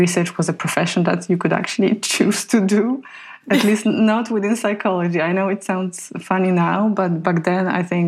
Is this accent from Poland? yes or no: yes; Poland; moved away; So I come from Poland, a country that suffered the atrocities of Second World War